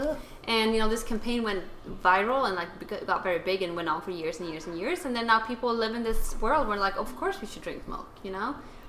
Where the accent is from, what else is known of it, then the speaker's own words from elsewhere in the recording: Sweden; I come from Sweden too, which is a heavy dairy country.